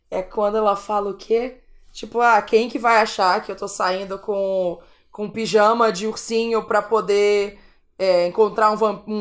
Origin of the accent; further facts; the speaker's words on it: Brazil; eu sou brasileira, sou francesa